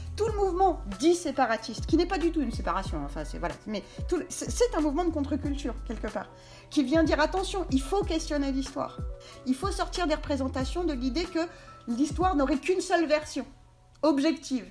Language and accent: French; Essonne, Île-de-France, France; moved away; also born or lived in New York, United States / Paris; moi, je viens de banlieue, donc du 91